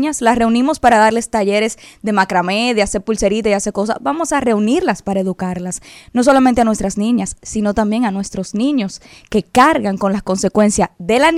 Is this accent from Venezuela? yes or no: no; Dominican Republic; nosotros como dominicanos por el cambio lo vamos a respaldar.